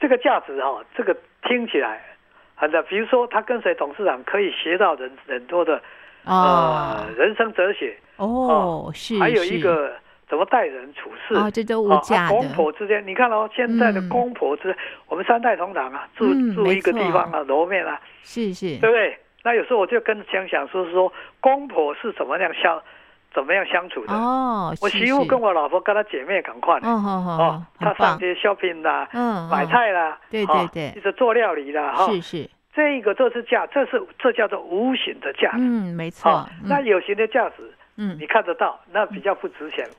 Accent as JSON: {"language": "Chinese", "country": "Taiwan", "tie": "born or raised there", "said": "是我的故乡，嗯嗯，他的香蕉是全台湾最好的，"}